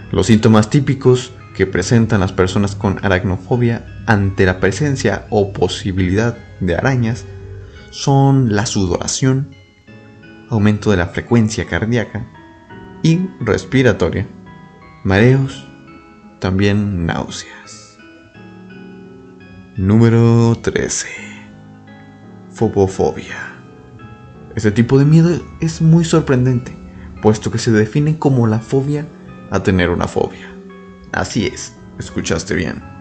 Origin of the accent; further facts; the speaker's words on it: Mexico; mencionarles algo muy importante para los que son de Saltillo, Coahuila y tal vez sus alrededores, aquí en mi país de México